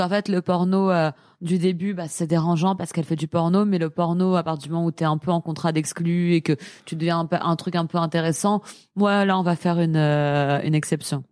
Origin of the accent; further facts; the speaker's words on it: Paris, Île-de-France, France; je suis parisienne euh, j'ai 28 ans